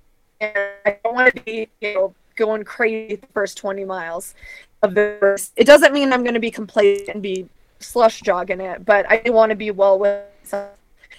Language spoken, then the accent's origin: English; the Northwest, Pacific Northwest, United States; I'm from the Northwest, so.